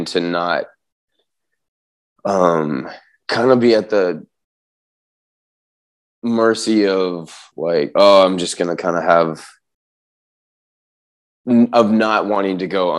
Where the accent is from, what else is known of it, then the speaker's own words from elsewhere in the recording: San Diego, California, United States; growing up in San Diego